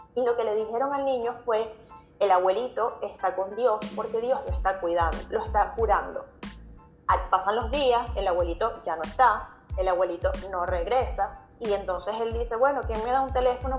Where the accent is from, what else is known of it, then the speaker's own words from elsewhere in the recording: Venezuela; moved away as an adult; now in Chile; yo soy venezolana, aunque vivo en Chile desde hace seis años